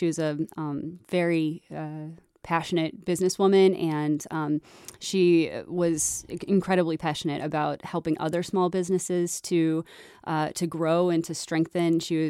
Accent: Yorktown, Virginia, United States; also born or lived in Dayton, Ohio; I was born in Dayton, Ohio, but only lived there for 2 years before my family moved me all over. I was raised mostly in Virginia, Yorktown, Virginia, where the history comes from.

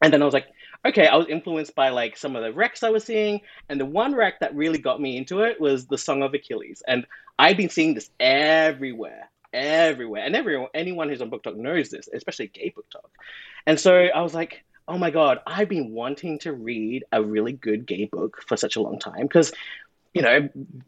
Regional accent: Australia; moved away as an adult; now in Toronto, Canada; I'm from Australia

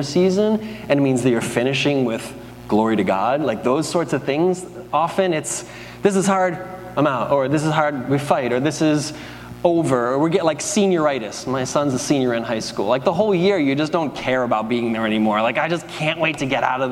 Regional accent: United States; we're American

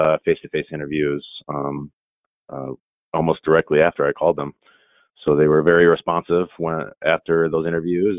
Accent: Minnesota, United States; now in San Diego, United States; I'm originally from the Midwest. I grew up in Minnesota, mostly.

